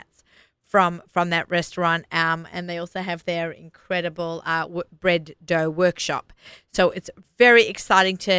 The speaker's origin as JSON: {"language": "English", "town": "Sydney", "region": "New South Wales", "country": "Australia", "tie": "born or raised there", "moved": "yes", "said": "we grew up together in Sydney, Australia"}